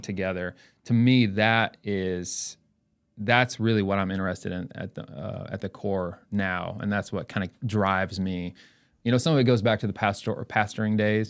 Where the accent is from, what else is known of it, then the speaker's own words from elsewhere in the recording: Elizabeth City, North Carolina, United States; now in Edmond, United States; I was born and raised in North Carolina a little town called Elizabeth City, North Carolina.